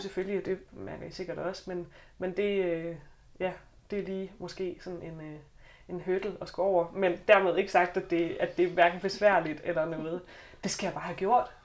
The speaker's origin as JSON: {"language": "Danish", "area": "South Jutland", "region": "Southern Denmark", "country": "Denmark", "moved": "as an adult", "lives_now": "Copenhagen, Denmark", "said": "jeg kommer fra Sønderjylland. Måske kommer det til at skinne lidt igennem"}